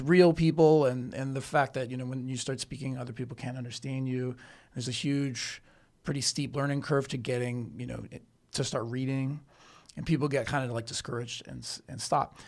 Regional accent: Canada; also born or lived in New York City; now in Chengdu, China; I'm from Canada

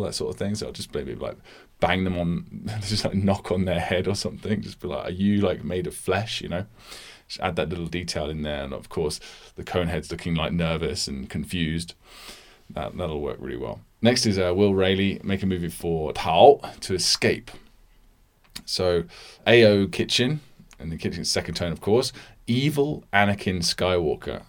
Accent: United Kingdom; I'm a British person.

